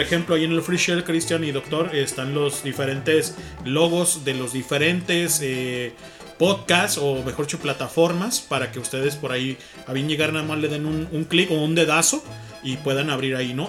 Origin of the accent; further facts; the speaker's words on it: Guadalajara, Jalisco, Mexico; somos de Guadalajara nosotros